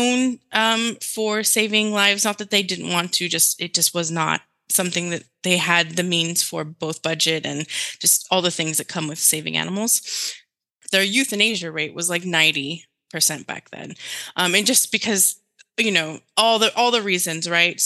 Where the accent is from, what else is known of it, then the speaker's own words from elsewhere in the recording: Laredo, Texas, United States; first language Spanish; English is a second language; my hometown, Laredo, Texas, border town